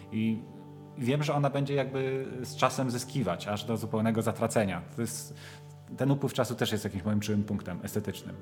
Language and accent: Polish; Łódź, Łódź Voivodeship, Poland; ja jestem ze Śródmieścia i chodziłem do jedynki, do podstawówki